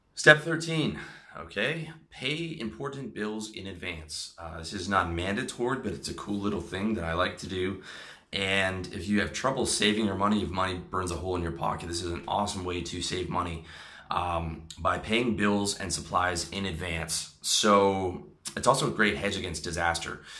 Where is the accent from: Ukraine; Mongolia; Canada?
Canada; me uh, being a Canadian